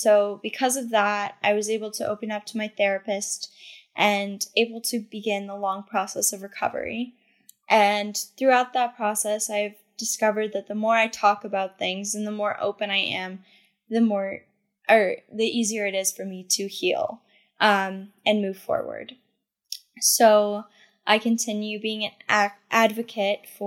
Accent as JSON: {"language": "English", "region": "Massachusetts", "country": "United States", "said": "I'm from Massachusetts"}